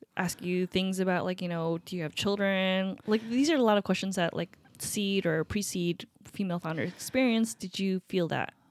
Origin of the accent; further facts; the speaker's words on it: Upstate New York, United States; moved away as an adult; now in Seattle, United States; Upstate New York.